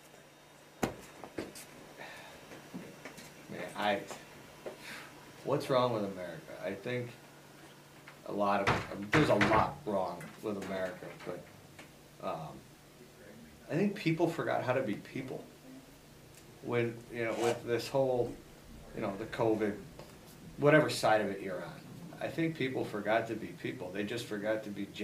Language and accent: English; Fond du Lac, Wisconsin, United States; now in Elburn, United States; Fond du Lac, Wisconsin, the majority of my life was spent there